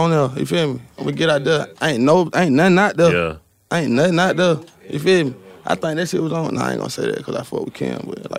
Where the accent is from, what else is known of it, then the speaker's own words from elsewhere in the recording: the South, United States; I'm from the South, like, so I ain't really just …, not my preference.